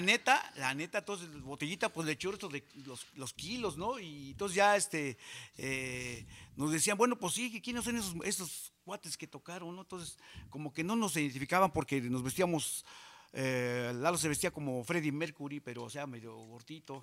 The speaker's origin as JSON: {"language": "Spanish", "town": "San Juan Ixtenco", "region": "Tlaxcala", "country": "Mexico", "tie": "born or raised there", "also_born_or_lived": "Texcoco", "said": "la banda de mi pueblo, o sea, de allá de San Juan Ixtenco, Tlaxcala"}